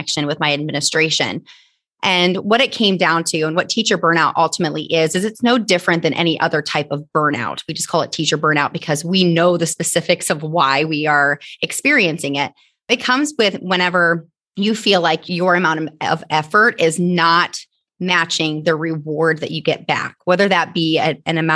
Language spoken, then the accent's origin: English; Northeast Indiana, United States; I am from Northeast Indiana